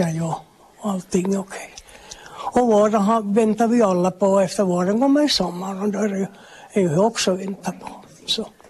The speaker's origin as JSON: {"language": "Swedish", "area": "Västerhankmo", "region": "Ostrobothnia", "country": "Finland", "tie": "born or raised there", "moved": "yes", "lives_now": "Korsholm, Finland", "said": "jag är hem från Västerhamn men bor här på Folkhälsan"}